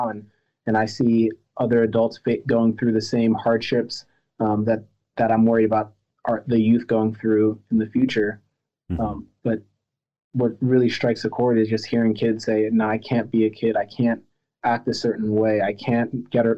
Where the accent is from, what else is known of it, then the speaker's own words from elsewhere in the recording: United States; also born or lived in France; I wasn't born in America. I was born in France. My parents are from Cameroon and Madagascar